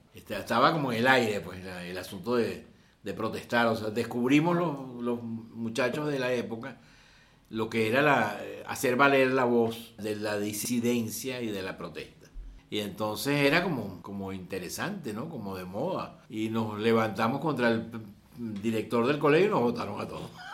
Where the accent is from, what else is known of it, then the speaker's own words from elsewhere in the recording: Caracas, Capital District, Venezuela; also born or lived in Mérida, Venezuela / Margarita Island, Venezuela; yo nací en Caracas